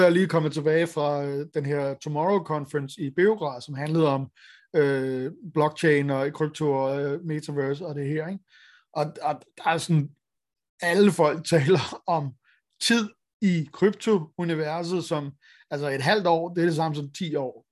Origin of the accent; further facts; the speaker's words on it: Denmark; vi har som danskere